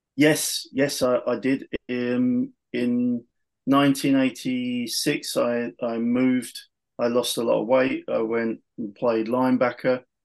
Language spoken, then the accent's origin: English; United Kingdom; being British, being being the only British guy at the tryout at the time